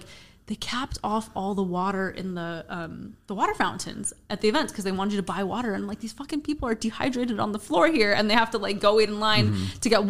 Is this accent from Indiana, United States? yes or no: no; Glendale, California, United States; I lived in Glendale, like the south of Glendale my whole life. Went to Glendale High.